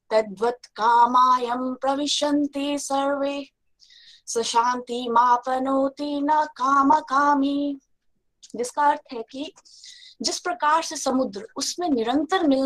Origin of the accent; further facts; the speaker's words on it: Chamba, Himachal Pradesh, India; now in Dibrugarh, India; और मैं चंबा हिमाचल प्रदेश से बिलोंग करती हूँ और अभी मैं डिब्रूगढ़ आसम से बोल रही हूँ